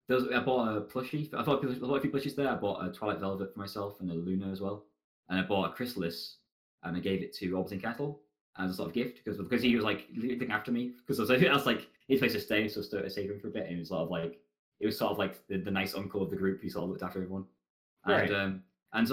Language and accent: English; England, United Kingdom; I'm very bad at being English.